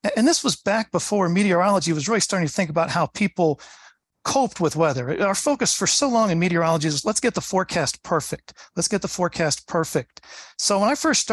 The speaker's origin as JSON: {"language": "English", "region": "Pennsylvania", "country": "United States", "tie": "born or raised there", "also_born_or_lived": "Atlanta, Georgia", "said": "I grew up in Pennsylvania"}